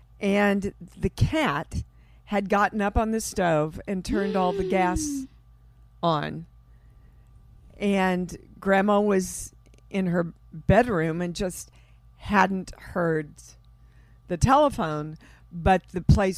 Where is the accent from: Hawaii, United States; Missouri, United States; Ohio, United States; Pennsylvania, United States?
Missouri, United States; Kansas City; Kansas City.